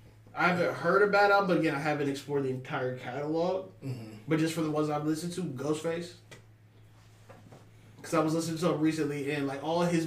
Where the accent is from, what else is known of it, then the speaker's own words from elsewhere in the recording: Virginia, United States; I'm from Virginia.